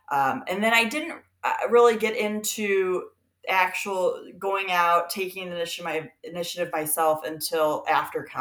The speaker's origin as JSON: {"language": "English", "town": "Peoria", "region": "Illinois", "country": "United States", "said": "I am from Peoria, Illinois, although I grew up um, living in you know, three different countries and eight states"}